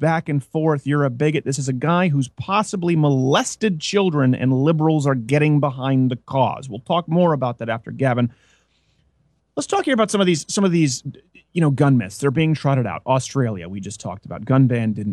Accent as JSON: {"language": "English", "country": "Canada", "tie": "born or raised there", "also_born_or_lived": "New York", "moved": "yes", "said": "I was raised in Canada"}